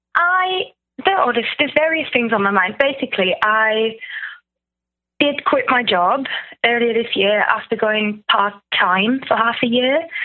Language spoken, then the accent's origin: English; Germany; moved away as an adult; now in United Kingdom; I'm from Germany, but I've been here for 10 years.